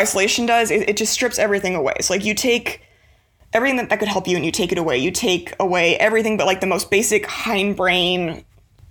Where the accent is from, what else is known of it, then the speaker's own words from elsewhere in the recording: Austin, Texas, United States; I grew up in Austin in like the 90s when it was not the Austin that it is now.